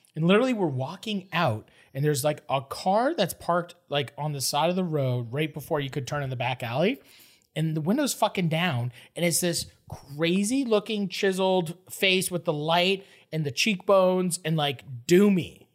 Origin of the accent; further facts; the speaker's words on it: Toronto, Ontario, Canada; I'm from Toronto.